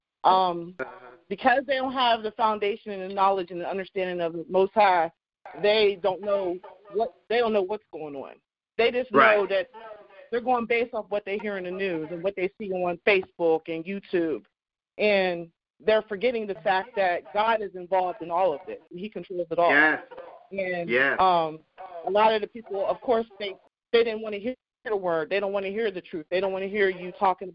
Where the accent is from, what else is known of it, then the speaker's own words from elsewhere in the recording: Pittsburgh, Pennsylvania, United States; I'm from Pittsburgh, PA. Pittsburgh, PA. I'm in Pittsburgh.